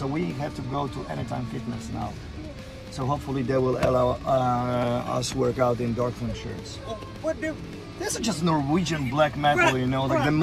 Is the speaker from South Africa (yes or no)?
no; Poland; we come from Poland, and we worship Odin.